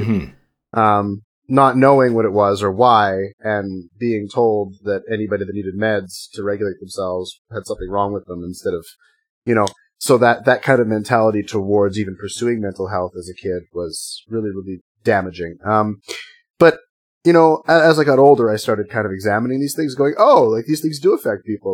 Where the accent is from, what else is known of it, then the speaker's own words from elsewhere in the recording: Northwest Territories, Canada; I grew up in the Northwest Territories